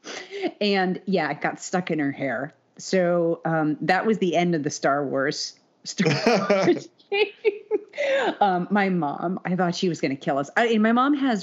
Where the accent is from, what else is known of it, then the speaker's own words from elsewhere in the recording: Salem, Connecticut, United States; we grew up in Salem, Connecticut.